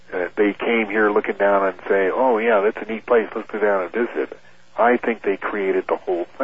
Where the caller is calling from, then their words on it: Kansas City, Missouri, United States; from Kansas